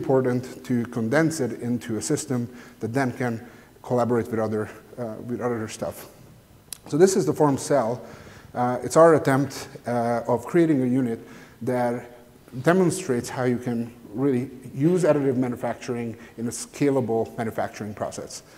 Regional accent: Hungary; I'm from Hungary

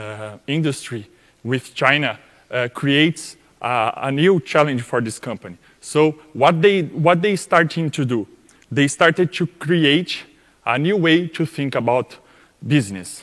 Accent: Brazil; English is a second language; we are from Brazil

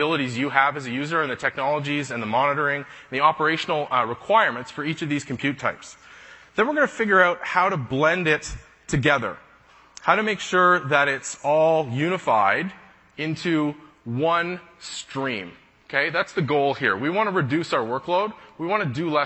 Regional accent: Canada; I'm a Canadian

